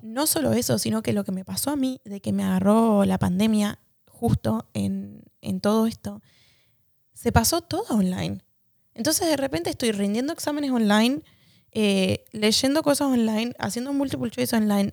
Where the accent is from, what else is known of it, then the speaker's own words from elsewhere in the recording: Argentina; moved away; para nosotros como argentinos